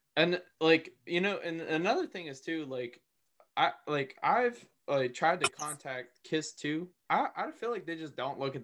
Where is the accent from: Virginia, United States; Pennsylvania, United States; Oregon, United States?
Pennsylvania, United States; Plum; I was born and raised out in Plum. And that's where I grew up